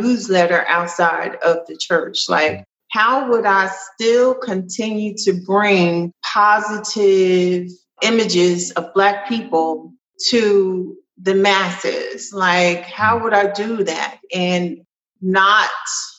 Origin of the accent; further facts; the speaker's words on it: Trenton, New Jersey, United States; moved away as an adult; now in Kennesaw, United States; I'm from Trenton, New Jersey, and it's rough